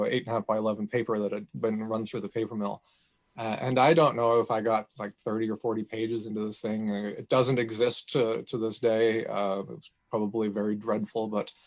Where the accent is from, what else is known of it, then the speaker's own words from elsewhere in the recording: New Brunswick, Canada; I grew up in New Brunswick, which shares a long border